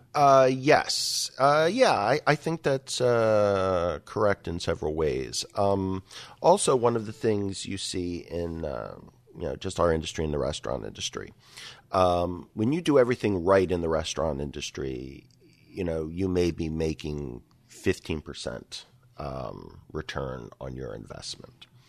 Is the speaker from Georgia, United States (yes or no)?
no; Philadelphia, Pennsylvania, United States; now in Rochester, United States; grew up and cut my teeth in, uh, in and around Philadelphia